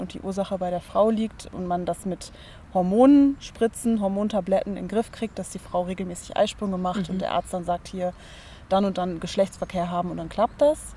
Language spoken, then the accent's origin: German; Germany; bei uns in Deutschland